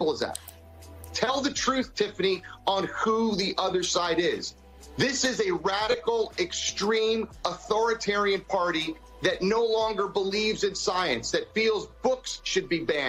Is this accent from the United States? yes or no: yes; Florida, United States; my home state of Florida